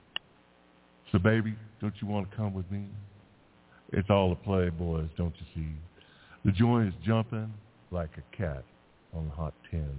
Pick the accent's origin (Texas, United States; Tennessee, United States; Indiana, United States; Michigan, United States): Texas, United States; Houston; my hometown of Houston